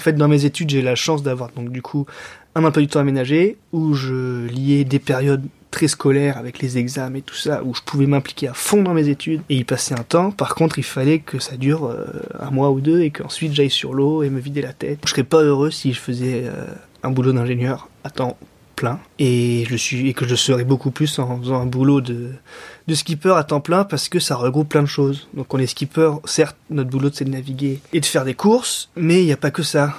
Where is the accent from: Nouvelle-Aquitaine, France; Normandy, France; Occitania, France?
Occitania, France; Montpellier; moved away as an adult; also born or lived in Lyon; now in Lorient, France; Depuis cette année, j'habite à Lorient, mais je suis originaire de Montpellier.